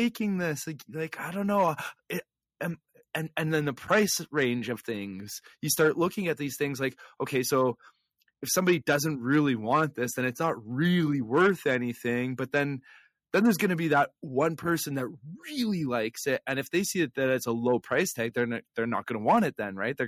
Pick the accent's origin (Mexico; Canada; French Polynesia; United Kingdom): Canada; Flin Flon, Manitoba; Flin Flon, which is my hometown